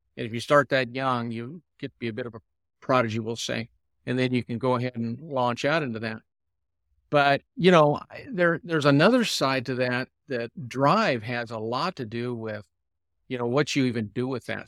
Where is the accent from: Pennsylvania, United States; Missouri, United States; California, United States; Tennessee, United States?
California, United States; San Diego; I was raised here in San Diego